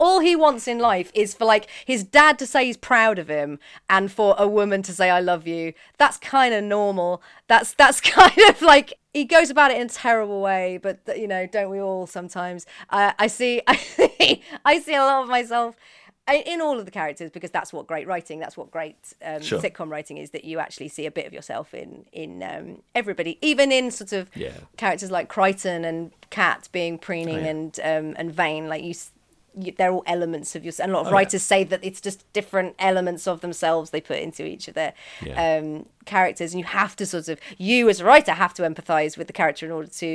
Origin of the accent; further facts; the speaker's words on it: Birmingham, West Midlands, United Kingdom; I grew up in Birmingham